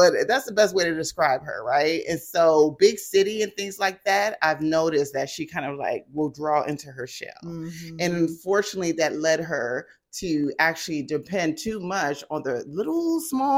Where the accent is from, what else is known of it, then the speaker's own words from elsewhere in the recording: Fort Washington, Maryland, United States; moved away as an adult; also born or lived in Columbia, Maryland; now in Jacksonville, United States; Grew up in Fort Washington, Maryland